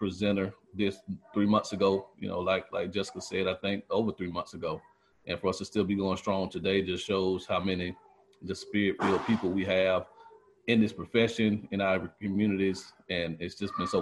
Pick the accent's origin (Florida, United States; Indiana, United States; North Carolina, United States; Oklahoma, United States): Florida, United States; Quincy; I grew up in Quincy, Florida